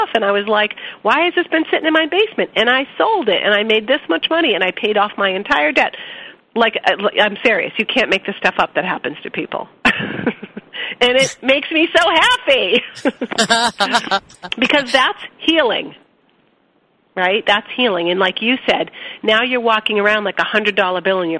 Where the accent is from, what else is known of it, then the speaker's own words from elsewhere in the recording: Boston, Massachusetts, United States; I'm from Boston and I talk fast